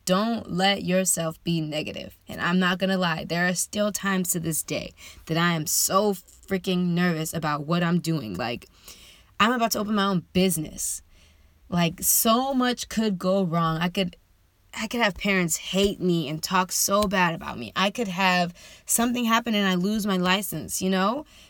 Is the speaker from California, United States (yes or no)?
yes; San Diego, California, United States; I was born and raised in San Diego, California.